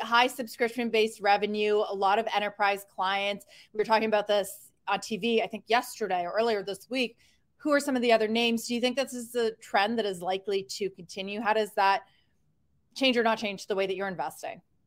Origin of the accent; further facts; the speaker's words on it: Canada; a fellow Canadian